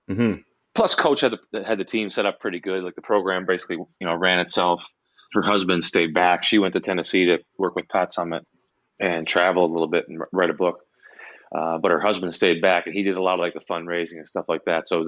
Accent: Canada; It was even harder to break in to anything in the U.S. as a Canadian, and the Canadian jobs were, were few and far between.

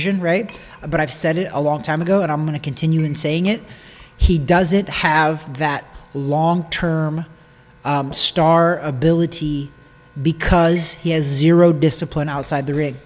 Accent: Missouri, United States; I'm from Missouri. It's the show me state.

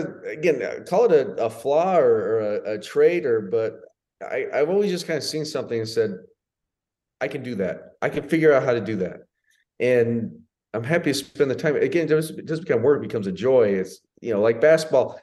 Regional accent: United States; moved away as an adult; also born or lived in Italy / Spain; I'm as American as they come

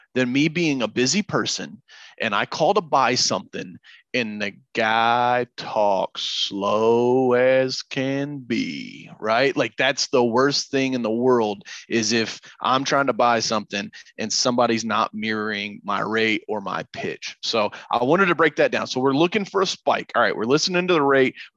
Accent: Kentucky, United States; accent: Kentucky Hillbilly; I'm from Kentucky

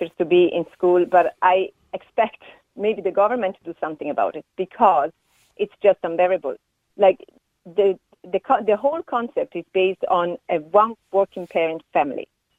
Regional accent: Italy

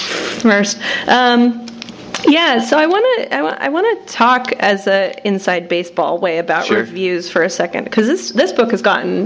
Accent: Arizona, United States; moved away; also born or lived in Los Angeles; I'm from Arizona.

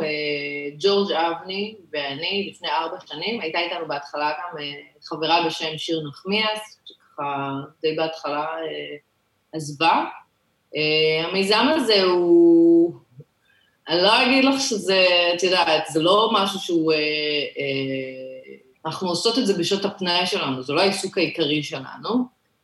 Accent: Ashdod, Southern District, Israel; moved away; אני גדלתי באשדוד

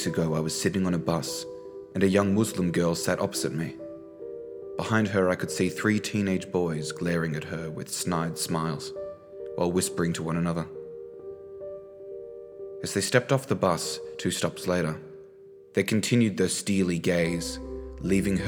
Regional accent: Australia; I was born in Australia

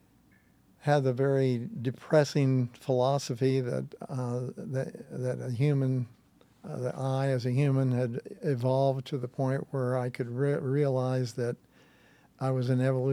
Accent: Kansas City, Missouri, United States; moved away; No, I'm from Kansas City. Okay. Kansas City Hayseed is what I call myself. And grew up there.

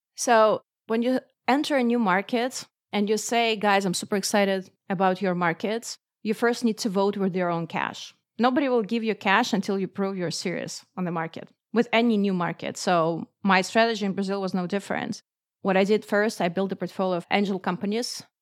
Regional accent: Moscow, Russia; I grew up in Moscow, which is the capital of Russia

